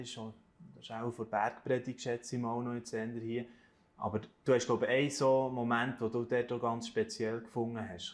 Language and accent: German; Switzerland; bei uns in der Schweiz